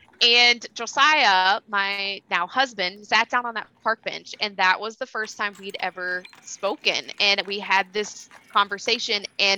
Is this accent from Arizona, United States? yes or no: no; southern Kentucky, United States; also born or lived in Lexington, Kentucky; So I am actually from Kentucky. I grew up there, down by the border, like the southern part of Kentucky, down by Nashville, Tennessee, like just right on the border.